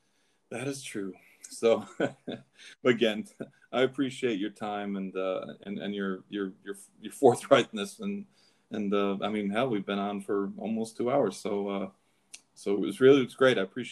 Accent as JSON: {"language": "English", "town": "Saratoga", "region": "New York", "country": "United States", "also_born_or_lived": "Kentucky / New Jersey", "said": "No, I'm actually from Saratoga, but you know, I bounced around. I left Kentucky, and I was in New Jersey for like 4 years."}